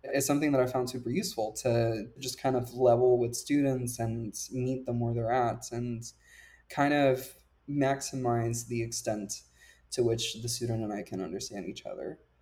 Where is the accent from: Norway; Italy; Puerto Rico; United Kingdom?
Puerto Rico; moved away; I grew up in Puerto Rico